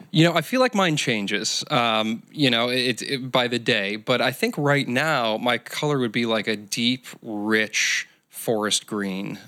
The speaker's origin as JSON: {"language": "English", "region": "Michigan", "country": "United States", "moved": "yes", "lives_now": "Southern California, United States", "said": "I'm from Michigan"}